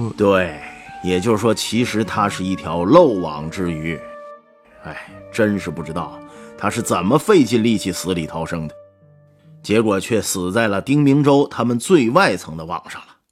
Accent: Heilongjiang, China; 这鱼就是我老家黑龙江产的

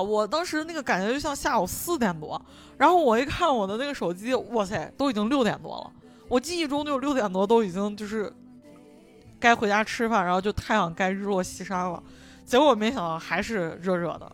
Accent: Xi'an, Shaanxi, China; 我们西安人

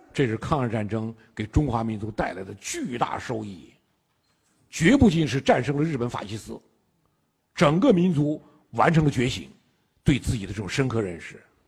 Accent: China; 我们中国人

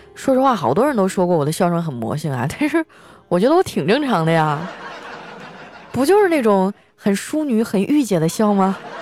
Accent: Northeast China, China; 我们东北人呢就是特别豪迈

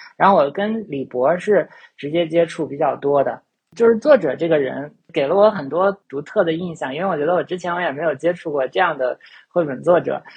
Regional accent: China; 我在中国长大

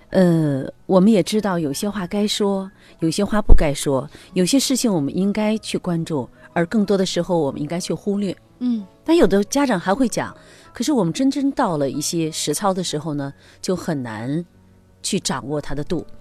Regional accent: China; 我们中国人哈，就我们的民族文化哈

